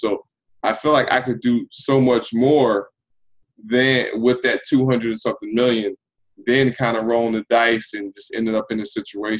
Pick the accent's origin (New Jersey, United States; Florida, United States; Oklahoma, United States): New Jersey, United States; Roselle; where I grew up in New Jersey, from Roselle Central High School